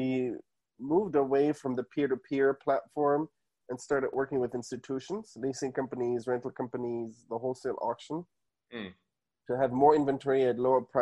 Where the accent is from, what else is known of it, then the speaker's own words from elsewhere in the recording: Munich, Bavaria, Germany; moved away as an adult; now in United States; So I was born and raised in Munich